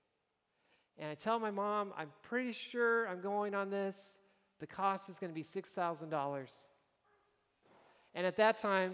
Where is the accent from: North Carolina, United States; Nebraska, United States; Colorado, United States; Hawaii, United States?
Nebraska, United States; moved away; I was from Nebraska